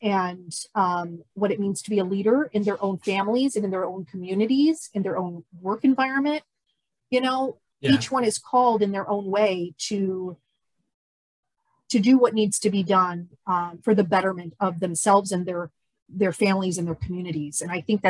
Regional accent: United States; as an American

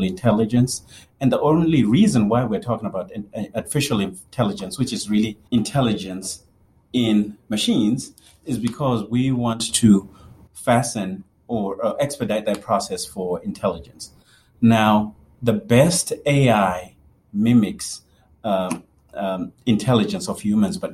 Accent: Zimbabwe; moved away as an adult; also born or lived in Kentucky; now in United States; Born and raised in Zimbabwe, lived there all through high school.

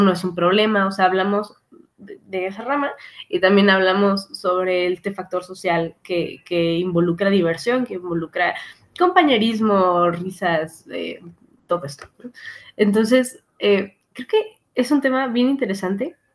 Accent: Mexico; Como mexicanos

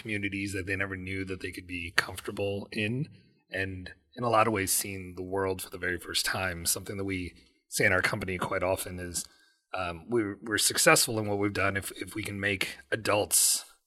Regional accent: United States; as a Pakistani American

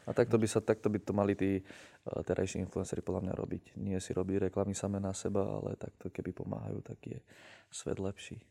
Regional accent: Senica, Trnava Region, Slovakia; tomu mestu, kde si vyrastal, napríklad tú Senici, tak ja som sa s tým aj vlastne vrátil sem, že uh, uh, som si tu otvoril ten barbershop, že chcem niečo dať tomu mestu, že proste som tu vyrastal od nuly úplne

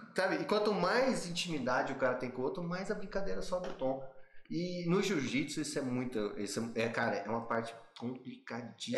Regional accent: Brazil; a gente é brasileiro

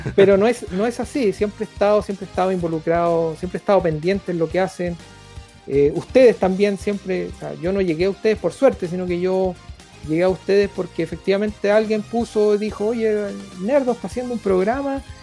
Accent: Chile; nosotros como chilenos

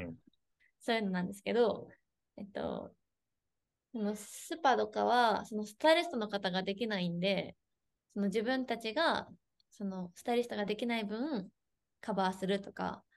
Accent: Ishikawa, Japan; now in Tokyo, Japan; もともと石川県出身

